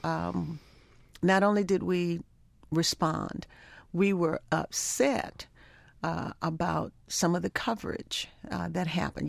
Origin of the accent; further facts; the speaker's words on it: Baltimore, Maryland, United States; also born or lived in Africa; I grew up in Baltimore